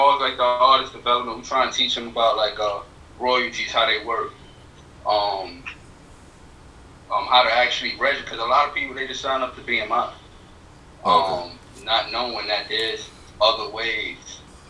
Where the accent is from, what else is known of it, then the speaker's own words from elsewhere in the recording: New York City, New York, United States; now in Highlands County, Florida, United States; But I'm from the Bronx, originally.